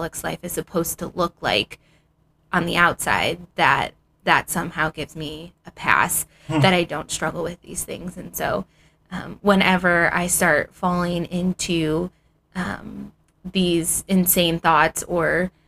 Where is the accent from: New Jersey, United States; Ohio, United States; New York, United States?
Ohio, United States; moved away as an adult; now in Phoenix, United States; I had just recently moved out to Arizona from Ohio